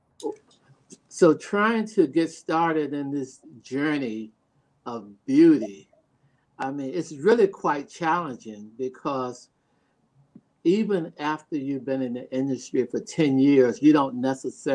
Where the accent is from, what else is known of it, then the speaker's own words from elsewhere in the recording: North Carolina, United States; moved away; also born or lived in New York / Baltimore; my hometown, North Carolina